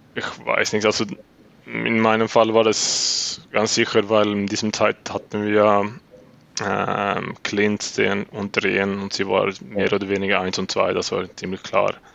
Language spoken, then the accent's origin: German; Uppsala, Uppsala County, Sweden; German is a second language; moved away as an adult; now in Switzerland; Ich äh, hatte in Uppsala dann vor äh, meinem ganzen Leben gewohnt und war das aufgewachsen in Uppsala